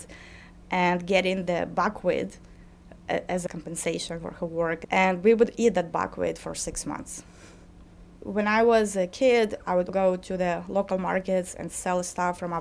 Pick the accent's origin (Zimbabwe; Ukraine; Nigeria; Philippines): Ukraine; Lutsk, Volyn Oblast; moved away as an adult; I was accepted to college in my hometown, Lutsk, to study foreign languages and world literature